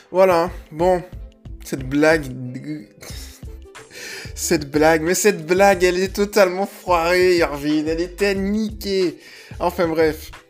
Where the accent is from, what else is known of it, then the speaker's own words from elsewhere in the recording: Toulon, Provence-Alpes-Côte d'Azur, France; Je vais en Bretagne depuis un an et demi. Je viens de Toulon d'ailleurs, je vais repartir fin mai.